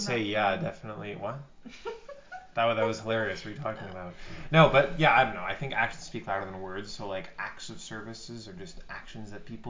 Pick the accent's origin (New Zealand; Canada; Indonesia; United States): Canada; we're Canadian